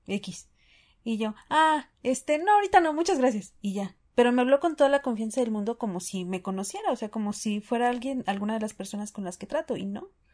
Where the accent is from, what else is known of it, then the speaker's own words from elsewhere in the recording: Mexico; como buen mexicano